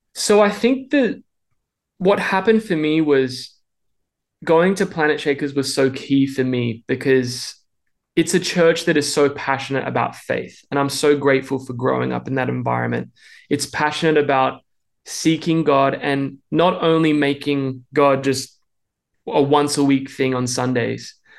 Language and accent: English; Melbourne, Victoria, Australia; accent: Australian; moved away as an adult; now in Nashville, United States; I hope you can tell I'm Australian. I'm trying to keep that accent because we've been living in the States for the past three and a half years. And I grew up in Melbourne my whole life